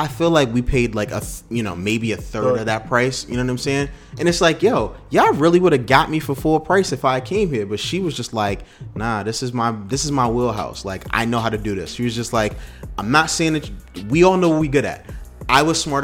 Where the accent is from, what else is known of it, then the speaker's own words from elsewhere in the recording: United States; as an American or as a African American